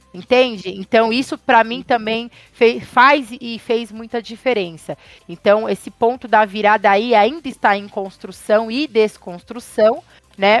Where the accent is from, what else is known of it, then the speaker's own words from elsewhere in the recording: Francisco Morato, São Paulo, Brazil; cresci em Francisco Morato